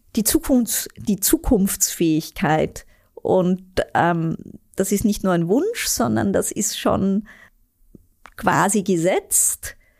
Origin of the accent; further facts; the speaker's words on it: Vienna, Austria; moved away as an adult; now in Germany; Ich bin eine echte, waschechte Wienerin.